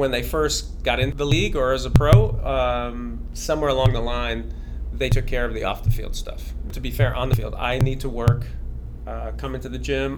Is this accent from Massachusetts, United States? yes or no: yes; Massachusetts, United States; I grew up in Massachusetts.